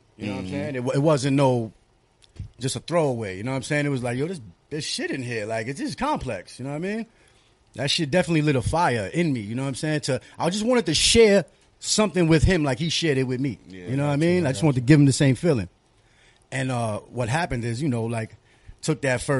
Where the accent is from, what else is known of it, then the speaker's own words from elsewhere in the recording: New York City, New York, United States; I'm from Astoria